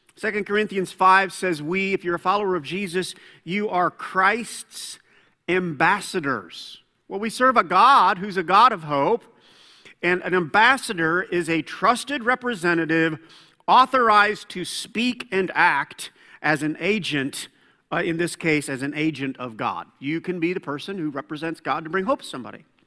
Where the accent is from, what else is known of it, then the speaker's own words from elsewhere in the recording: Fort Wayne, Indiana, United States; moved away; Fort Wayne. That's my hometown